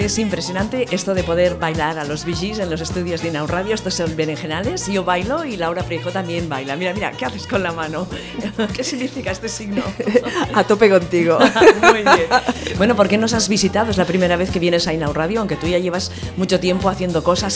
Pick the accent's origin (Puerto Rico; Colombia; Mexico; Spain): Spain; Santa Coloma de Gramenet, Catalonia